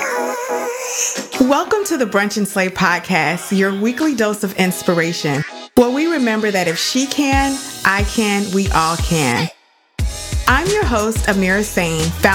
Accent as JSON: {"language": "English", "town": "Dallas", "region": "Texas", "country": "United States", "tie": "born or raised there", "said": "Dallas, which is my hometown"}